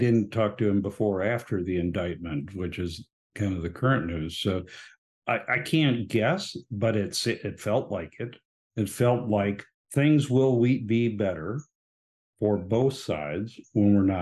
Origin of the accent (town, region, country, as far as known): Hawaii, United States